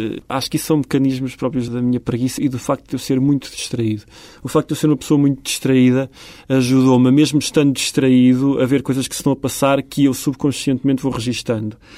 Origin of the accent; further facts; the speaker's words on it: Beira Alta, Portugal; eu sou de facto um beirão e vivi 20 anos na, na beira alta